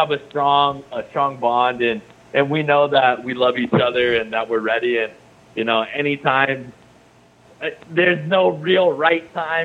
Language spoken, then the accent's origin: English; Anchorage, Alaska, United States; moved away; also born or lived in Southern Oregon; I grew up in Alaska.